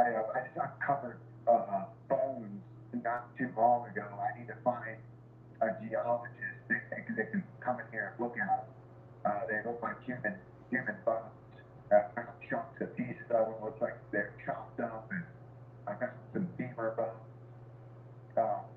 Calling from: Annapolis, Maryland, United States; But I'm here in Annapolis, where, the, you know, home of the Navy. The Naval Academy's here. I'm 25 minutes from Washington, D.C.

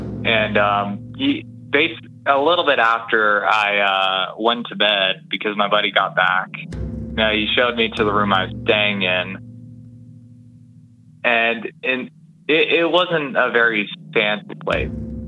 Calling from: Ontario, Canada; also born or lived in Hamilton, Ontario; from Ontario.

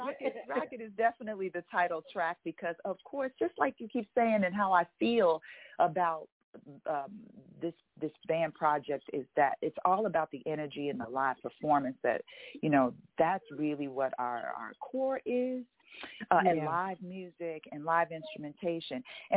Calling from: Los Angeles, California, United States; Calling from Los Angeles. That's where we're based out

